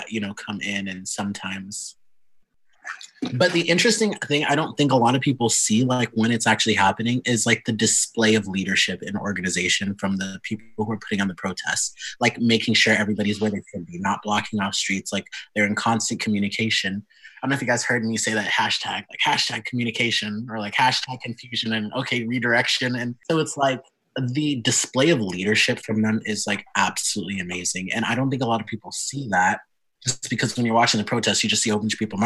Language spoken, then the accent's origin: English; Lincoln, Nebraska, United States; also born or lived in St. Louis, Missouri / Sioux Falls, South Dakota / Omaha, Nebraska; we moved to Lincoln like 2 months before I turned 5, and we've been here ever since.